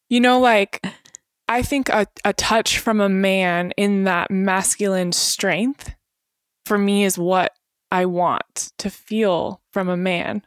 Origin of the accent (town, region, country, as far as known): Temecula, California, United States; born or raised there; also born or lived in Spokane, Washington